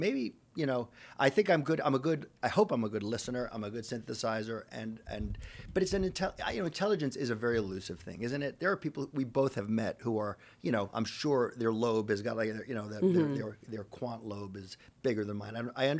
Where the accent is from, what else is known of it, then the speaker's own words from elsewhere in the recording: Long Island, New York, United States; I'm from Long Island.